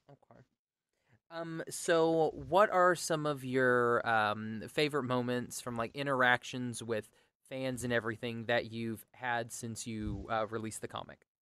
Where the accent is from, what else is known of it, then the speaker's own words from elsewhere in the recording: Oklahoma, United States; I'm from Oklahoma